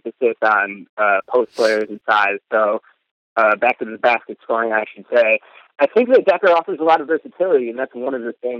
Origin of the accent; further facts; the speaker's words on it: Chicago, Illinois, United States; As someone who's born and raised in Chicago, I've watched every game of Jimmy Butler's career.